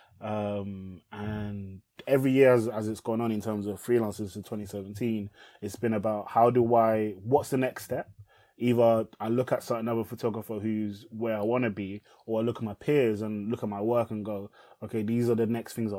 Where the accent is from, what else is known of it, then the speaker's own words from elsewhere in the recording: England, United Kingdom; English is a second language; I moved to England as an asylum seeker